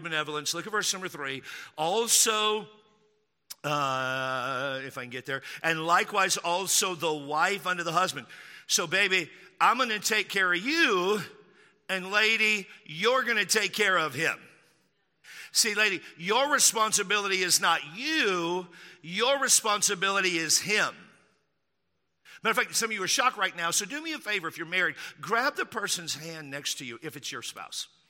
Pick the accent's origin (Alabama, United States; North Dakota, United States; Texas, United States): Texas, United States; I grew up in Texas